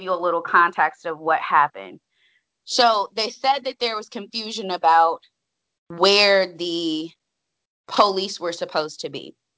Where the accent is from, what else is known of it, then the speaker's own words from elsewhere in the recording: Washington, District of Columbia, United States; moved away as an adult; also born or lived in Greensboro; I'm not from Greensboro. I'm from DC. I'm from the DC metro area.